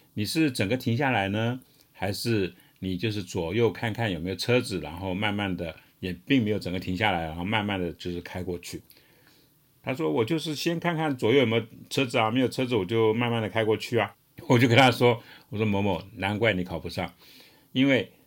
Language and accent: Chinese; Taiwan; 身为台湾人